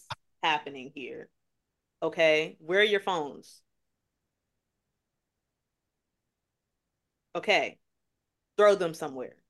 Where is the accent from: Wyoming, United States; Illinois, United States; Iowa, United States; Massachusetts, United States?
Illinois, United States; Chicago; I'm from Chicago